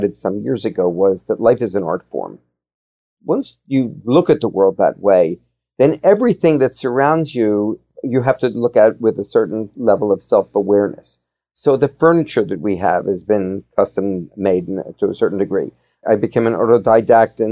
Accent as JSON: {"language": "English", "town": "Philadelphia", "region": "Pennsylvania", "country": "United States", "tie": "born or raised there", "said": "Growing up in Philadelphia, I was Quaker educated"}